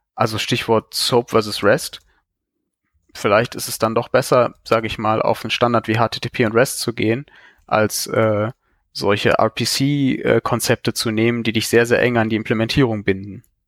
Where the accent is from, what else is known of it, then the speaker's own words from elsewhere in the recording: Cologne, North Rhine-Westphalia, Germany; ich komme aus Köln.